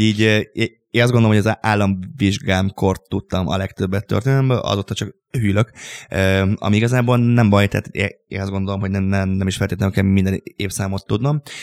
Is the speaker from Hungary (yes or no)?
yes; Hungary; a Papkeszi utcában, ahol én, én, felnőttem, egy szobakonyhában